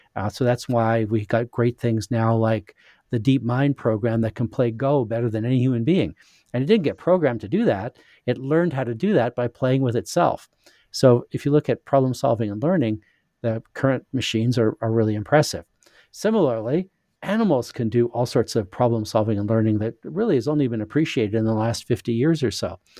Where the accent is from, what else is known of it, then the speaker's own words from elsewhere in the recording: Saskatchewan, Canada; moved away; also born or lived in United States / England; I was born in Saskatchewan in Western Canada